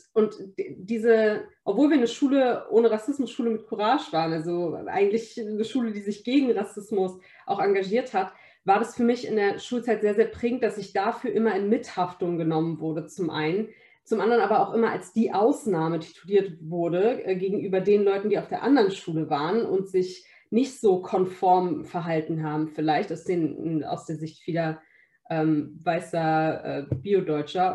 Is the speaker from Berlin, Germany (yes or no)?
yes; Berlin, Germany; Berlin ist auf jeden Fall sehr multikulturell, Berlin ist bunt. Da, wo ich aufgewachsen bin, da, wo ich jetzt kandidiere